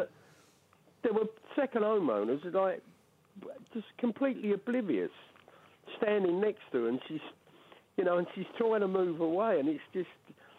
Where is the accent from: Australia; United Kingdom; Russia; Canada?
United Kingdom; London; moved away as an adult; now in Docking, United Kingdom; Well, I'm a Londoner anyway. I moved up here 13 years ago